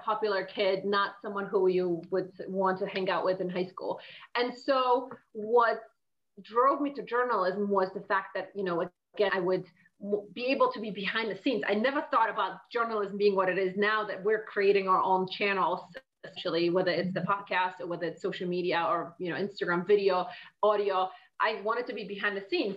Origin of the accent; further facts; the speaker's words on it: Poland; moved away as an adult; I was born and raised in Poland, and I lived there up until I was 21.